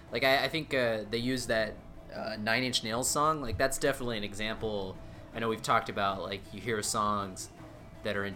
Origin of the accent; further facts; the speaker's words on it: United States; we're we're American